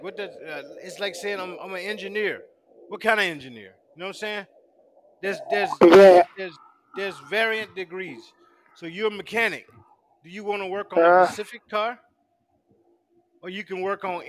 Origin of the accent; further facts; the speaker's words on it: South Carolina, United States; now in Virginia, United States; they make them in my hometown, South Carolina